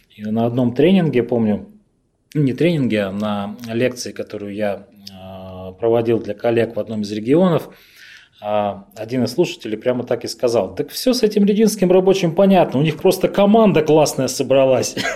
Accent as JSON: {"language": "Russian", "town": "Revda", "region": "Sverdlovsk Oblast", "country": "Russia", "tie": "born or raised there", "also_born_or_lived": "Khanty-Mansiysk", "moved": "as an adult", "said": "Я, на самом деле, родился в э, Ревде, это мой родной город"}